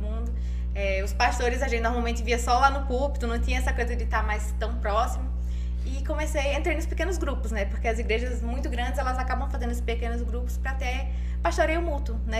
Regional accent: Santa Rita, Paraíba, Brazil; eu morava em Santa Rita com a minha mãe

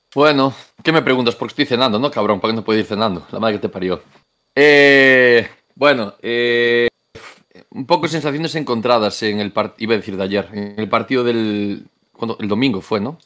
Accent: Moaña, Galicia, Spain; yo soy de Moaña

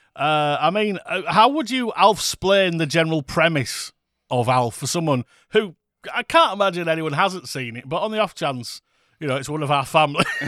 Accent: United Kingdom; we are British. Can you hear from our voices?

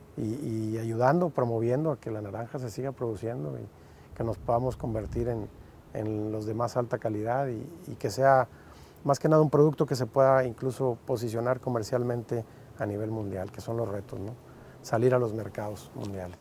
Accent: Montemorelos, Nuevo León, Mexico

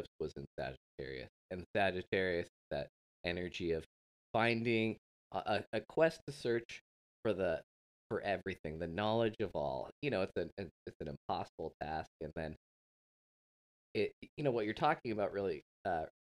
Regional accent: West Coast, Oregon, United States; when I grew up on the West Coast, like in elementary school, like the Oregon Trail, and we're in Oregon

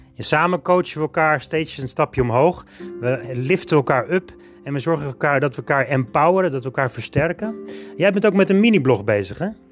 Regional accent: Alkmaar, North Holland, Netherlands; Ik ben in 1977 geboren, 5 augustus, in Alkmaar

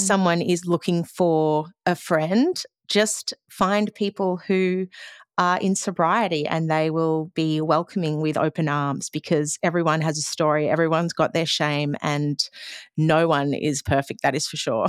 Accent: Australia; as an Australian culture, we seem to drink a lot.

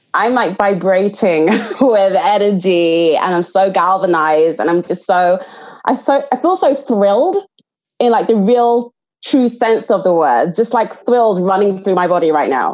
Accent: Nigeria; as a Nigerian woman

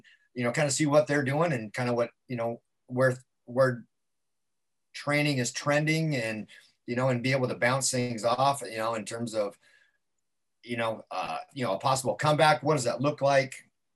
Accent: Carson City, Nevada, United States; now in Southern California, United States; Hometown is Northern Nevada, small little town, Carson City, Nevada

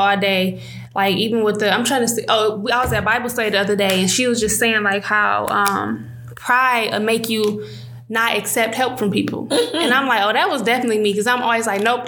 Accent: Detroit, Michigan, United States; I grew up on Joy Road and Coyle

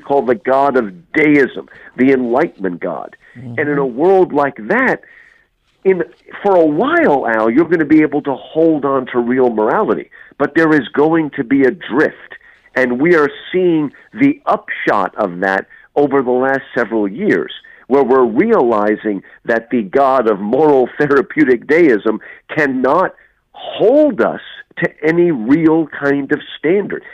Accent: United States; now in Houston, United States; I grew up in New Jersey, New York

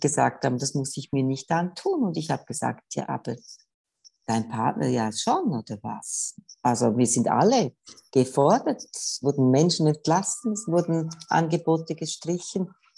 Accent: Switzerland; bei uns in der Schweiz

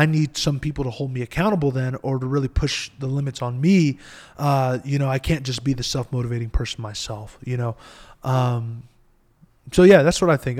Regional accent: Eloy, Arizona, United States; I come from Eloy, Arizona, right? And so we get literally the newspapers listed us as the second worst city to live at in Arizona.

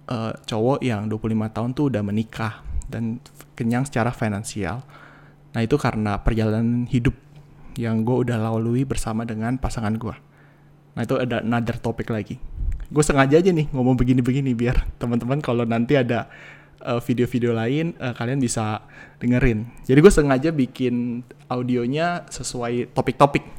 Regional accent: Cirebon, West Java, Indonesia; nikah di Jakarta dan Cirebon karena gue dari Cirebon istri gue dari Jakarta

